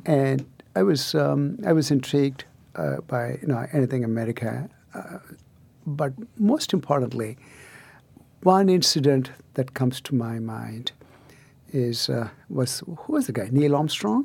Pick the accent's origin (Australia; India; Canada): India; near Chennai, Tamil Nadu; moved away; deep south of India, so-called the Aboriginal Southern India, um, in, uh, near Chennai